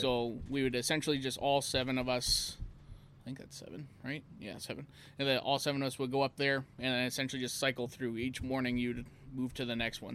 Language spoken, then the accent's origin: English; Elk Point, Alberta, Canada; I was a town kid.